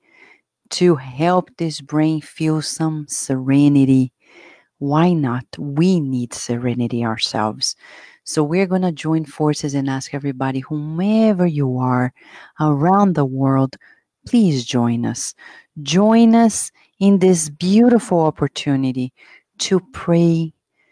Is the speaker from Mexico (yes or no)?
no; Brazil; now in United States; I came from Brazil, I was raised at a generation where we looked up to the United States